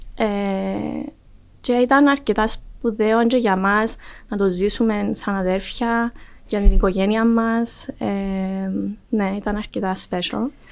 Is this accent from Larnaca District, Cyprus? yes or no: yes; Larnaca, Larnaca District, Cyprus; also born or lived in Athens, Greece; εγώ μεγάλωσα στη Λάρνακα.